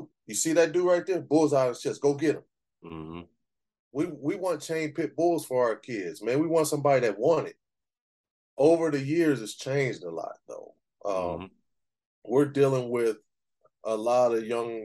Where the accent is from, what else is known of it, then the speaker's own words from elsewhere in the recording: Pasadena, California, United States; also born or lived in Glendora, California; I grew up in Pasadena